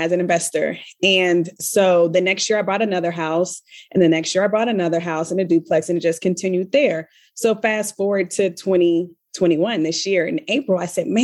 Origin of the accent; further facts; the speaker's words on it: Richmond, Virginia, United States; moved away; I'm from the Richmond, Virginia area